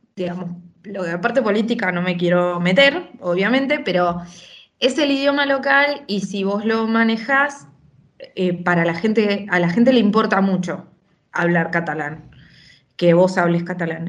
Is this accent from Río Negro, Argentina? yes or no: no; Junín de los Andes, Neuquén, Argentina; also born or lived in Buenos Aires / Barcelona; now in Badalona, Spain; yo soy, nací en Junín de los Andes, en Neuquén